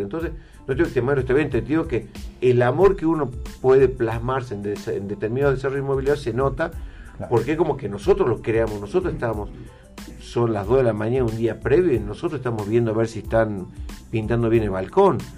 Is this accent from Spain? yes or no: no; Salta, Argentina; como salteños